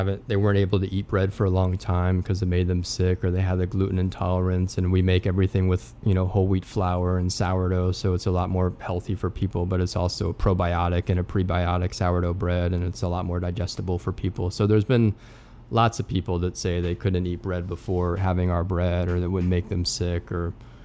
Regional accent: Redondo Beach, California, United States; moved away as an adult; also born or lived in Europe; now in New Orleans, United States; growing up in Redondo Beach, California, where I grew up

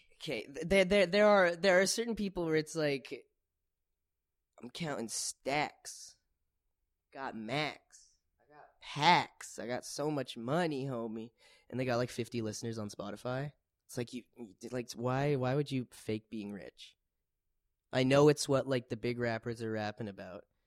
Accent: Winnipeg, Manitoba, Canada; I'm from Winnipeg

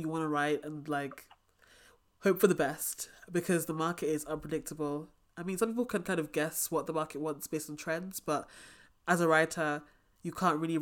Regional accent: England, United Kingdom; I'm English

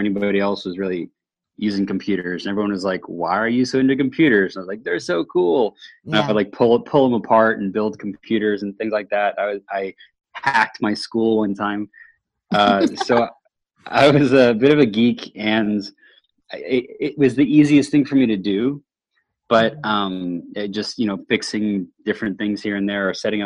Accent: Houston, Texas, United States; moved away as an adult; also born or lived in Austin, Texas; now in Seattle, United States; I'm originally from Houston, Texas, and made my way up here 7 years ago

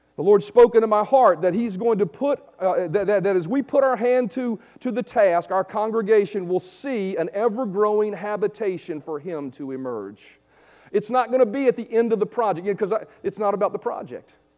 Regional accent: Vinton, United States; come move back to my hometown here in Vinton

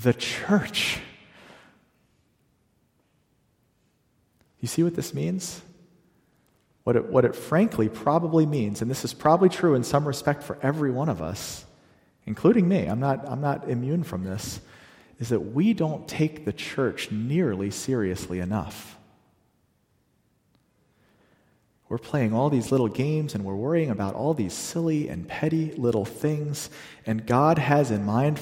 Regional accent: the South, Southern United States, United States; that's near and dear to my heart as a Southerner

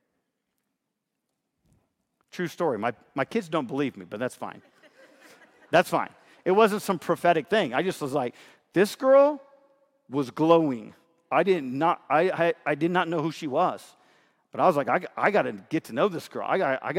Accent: Fairfield, California, United States; You know, I was raised in Fairfield, California, Northern California.

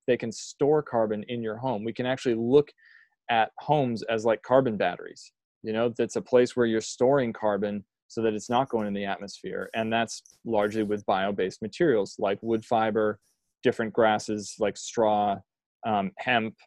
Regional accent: Maine, United States; moved away as an adult; also born or lived in Colorado; when my wife and I moved back to Maine from Colorado, and Reggie and I grew up together

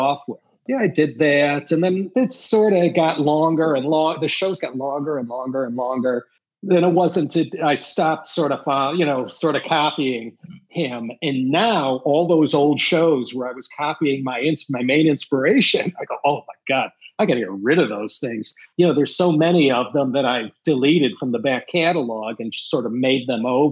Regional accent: Midwest, United States; being a Midwesterner

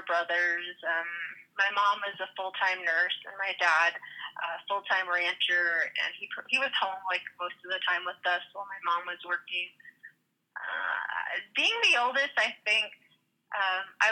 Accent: Ganado, Arizona, United States; moved away; I was born and raised in Ganado. It's a really small town on the Navajo Reservation.

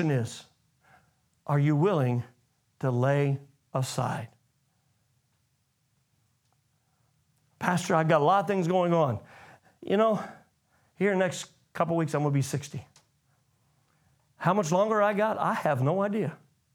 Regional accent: United States; I come from America

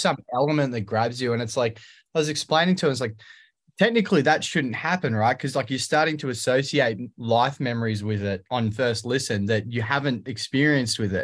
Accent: Australia; I'm the singer from Aussie pop punk band …

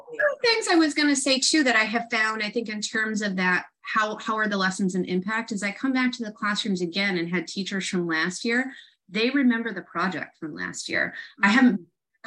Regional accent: Rochester, New York, United States; moved away as an adult; also born or lived in Syracuse, New York; now in Southern California, United States; I'm from Rochester and went to graduate school in Syracuse

